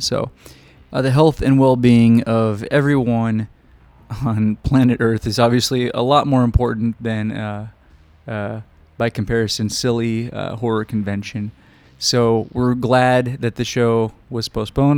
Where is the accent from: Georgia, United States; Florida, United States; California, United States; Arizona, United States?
Arizona, United States; we're from Arizona